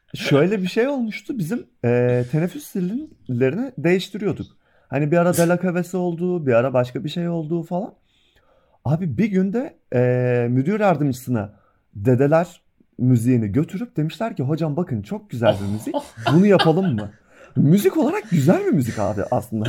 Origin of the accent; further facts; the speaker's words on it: Trabzon, Turkey; now in Bursa, Turkey; ben yani bir Trabzonlu olarak Bursa'da yaşıyorum